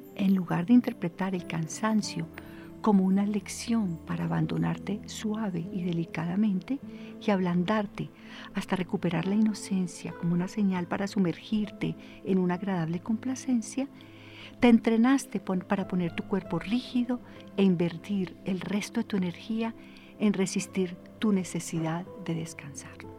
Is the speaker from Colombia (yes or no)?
yes; Colombia; nosotros como colombianos